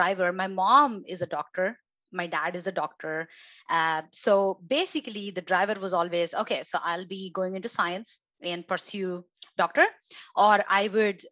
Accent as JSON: {"language": "English", "country": "India", "tie": "born or raised there", "moved": "as an adult", "lives_now": "United States", "said": "my background and where I grew up is in India"}